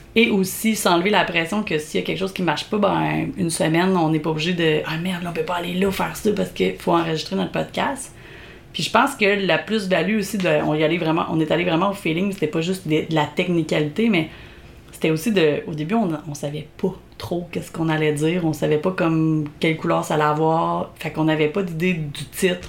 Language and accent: French; Beauce, Quebec, Canada; accent: Beauceron; moved away as an adult; also born or lived in Montreal; mon accent beauceron